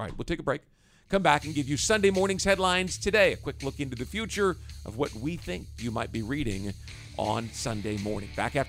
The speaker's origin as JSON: {"language": "English", "town": "Kansas City", "country": "United States", "said": "sorry, I'm from Kansas City, so I know"}